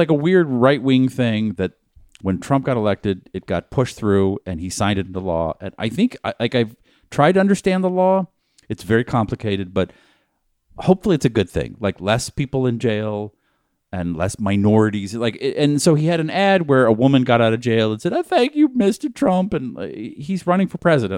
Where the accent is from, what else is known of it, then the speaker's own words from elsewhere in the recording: Newton, Massachusetts, United States; From my hometown.